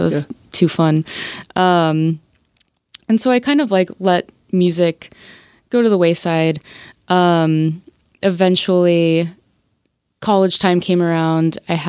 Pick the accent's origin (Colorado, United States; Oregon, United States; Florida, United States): Florida, United States; Tampa; At the big football stadium in Tampa. I grew up